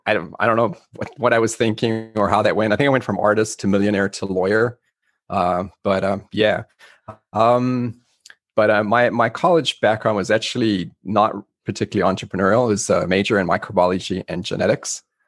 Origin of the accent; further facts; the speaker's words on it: South Africa; moved away; I'm originally from South Africa.